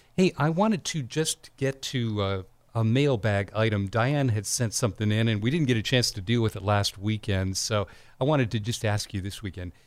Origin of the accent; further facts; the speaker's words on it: Denver, Colorado, United States; also born or lived in Iowa; now in California, United States; I was born in Denver, right, and went to college in Iowa, and then my parents moved to California